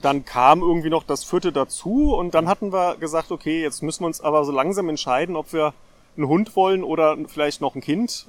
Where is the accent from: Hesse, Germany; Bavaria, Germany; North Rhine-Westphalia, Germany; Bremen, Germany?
Hesse, Germany; Darmstadt; Ich bin in Darmstadt geboren und dann einmal um die Stadt herumgezogen im Laufe der Zeit